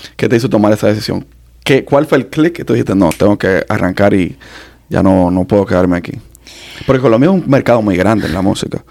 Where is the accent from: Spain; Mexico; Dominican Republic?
Dominican Republic; somos más, dominicanos